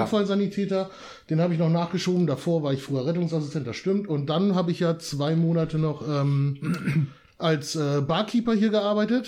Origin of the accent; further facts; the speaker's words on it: Wietzendorf, Lower Saxony, Germany; moved away; Also ich bin ja auch ein Dörfler. Ich komme aus Wietzendorf. Ne? Ich komme ja auch wirklich schön vom Dorf